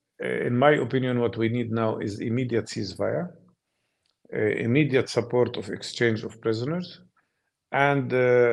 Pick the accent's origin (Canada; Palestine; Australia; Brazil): Palestine